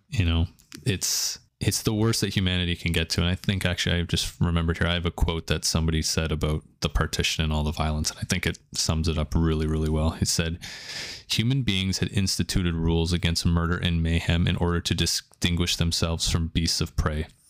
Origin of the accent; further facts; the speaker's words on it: Canada; growing up in Canada, we have big Indian population, big Pakistani population.